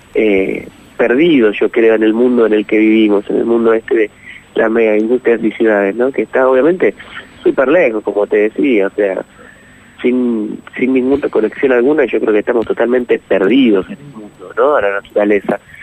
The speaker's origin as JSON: {"language": "Spanish", "town": "San Miguel", "region": "Buenos Aires Province", "country": "Argentina", "said": "yo soy de, de San Miguel, provincia de Buenos Aires"}